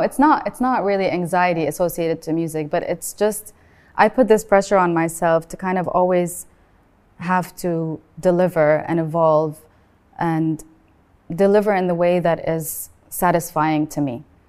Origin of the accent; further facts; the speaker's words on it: Beirut, Beirut Governorate, Lebanon; also born or lived in Sharjah, United Arab Emirates; now in United Arab Emirates; I was born in Sharjah and I lived there for the first eight years of my life, and then I moved to Beirut and I grew up in Beirut